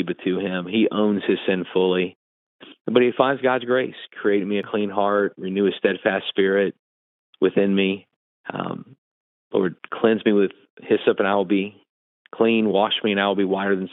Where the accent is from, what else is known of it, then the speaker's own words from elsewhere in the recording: New Orleans, Louisiana, United States; this small church I grew up in the New Orleans area